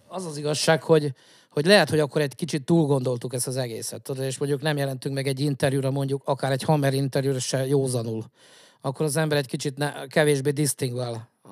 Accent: Zala, Hungary; zalaiak vagyunk

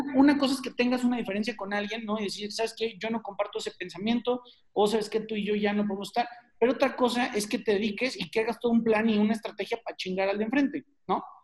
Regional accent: Mexico; los mexicanos somos súper sociales

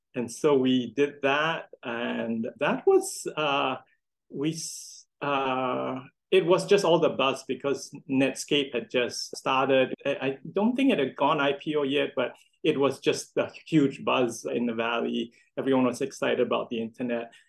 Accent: Singapore; I grew up in Singapore

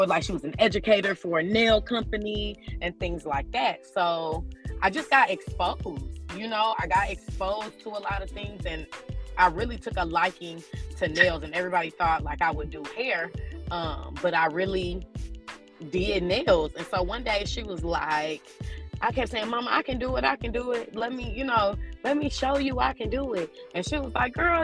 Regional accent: Illinois, United States; moved away; I grew up in a little town in Illinois. Whoop, I'm a Midwest girl.

